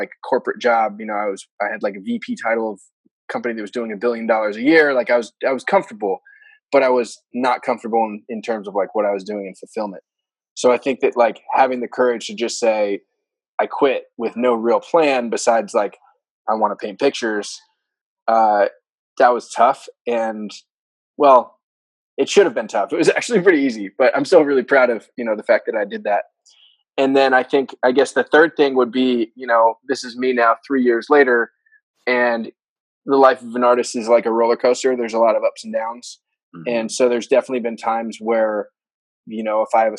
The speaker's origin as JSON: {"language": "English", "area": "Bay Area", "region": "California", "country": "United States", "tie": "born or raised there", "said": "I grew up here in the Bay Area, born and raised"}